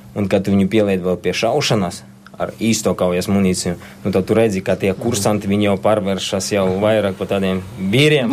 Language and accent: Latvian; Latvia; Es piedzimu Latvijā. Es saku, tā ir mana zeme